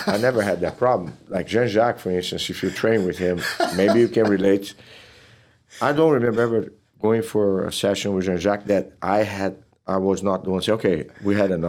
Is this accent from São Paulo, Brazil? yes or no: no; Teresópolis, Rio de Janeiro, Brazil; born or raised there; English is a second language; moved away as an adult; now in Texas, United States